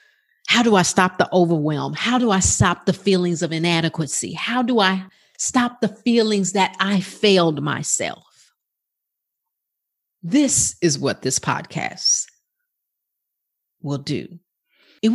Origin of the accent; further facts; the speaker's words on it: Bronx, New York, United States; also born or lived in Brooklyn; now in Dallas, United States; I was born in Brooklyn, New York. And I lived in the Bronx until I came to Dallas, Texas.